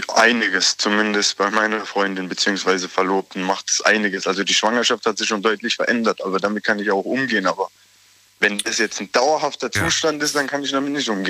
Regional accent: Aglasterhausen, Baden-Württemberg, Germany; aus Aglershausen. Das ist bei Sinsheim da in Moosbach in der Nähe

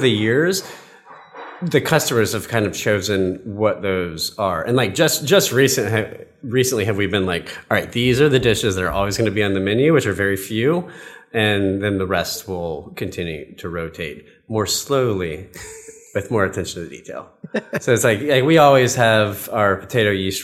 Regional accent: Georgia, United States; now in Los Angeles, United States; I grew up in Georgia, and like we're the only family of like in our entire family that's like outside of Colorado

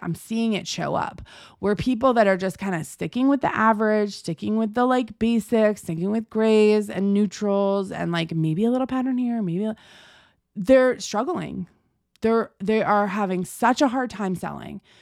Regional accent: United States; I'm American

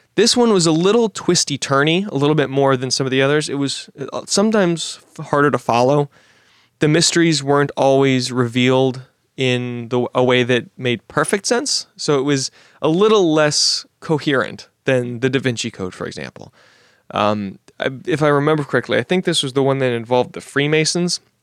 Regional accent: Washington, District of Columbia, United States; my hometown of Washington, D C

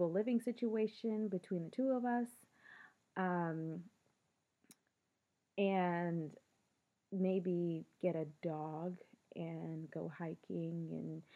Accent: Philadelphia, Pennsylvania, United States; I grew up in Philly for the most part, one or two detours

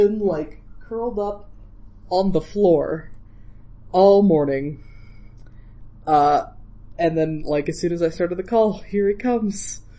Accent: Iowa, United States; now in Colorado, United States; Iowa, I grew up in Iowa

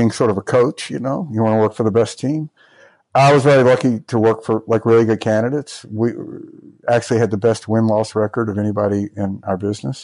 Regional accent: Mississippi, United States; I grew up in Mississippi

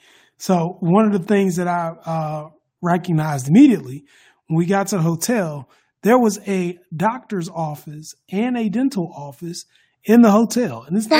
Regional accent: United States; as an American

